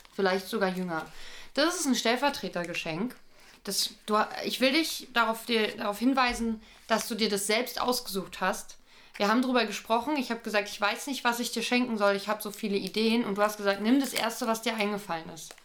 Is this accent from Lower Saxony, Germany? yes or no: no; Berlin, Germany; Ich bin doch aus Berlin